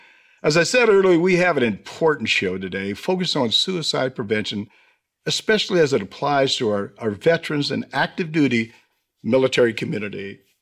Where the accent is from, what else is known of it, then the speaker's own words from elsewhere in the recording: Lakewood, Washington, United States; Just to let you know, I'm from Lakewood, Washington, and, oh, by the way, a military spouse.